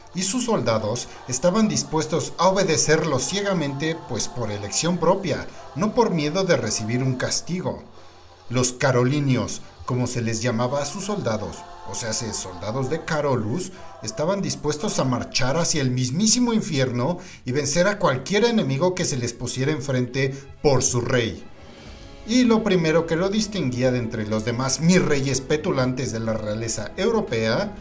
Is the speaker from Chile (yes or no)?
no; Mexico; el vikingo mexicano